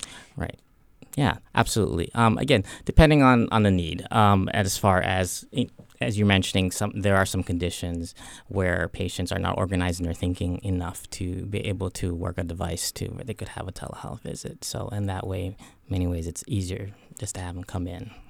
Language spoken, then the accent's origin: English; Hawaii, United States; I grew up in Hawaii